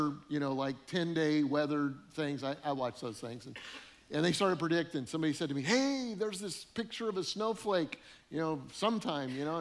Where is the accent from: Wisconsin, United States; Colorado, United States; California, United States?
Colorado, United States; moved away; also born or lived in northern Illinois; I grew up in Colorado